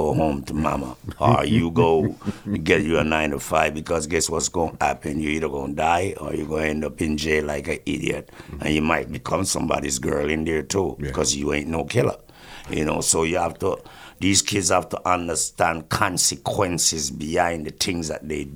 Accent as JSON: {"language": "English", "town": "Kingston", "region": "Kingston Parish", "country": "Jamaica", "tie": "born or raised there", "moved": "yes", "lives_now": "Canada", "said": "I'm from Rockford, Coal Gangster City, you know, Jamaica, Kingston"}